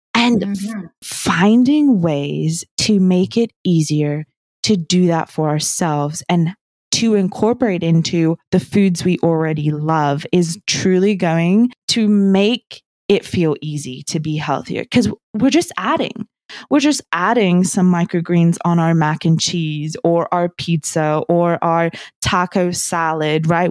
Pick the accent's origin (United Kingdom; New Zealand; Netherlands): New Zealand; I grew up in New Zealand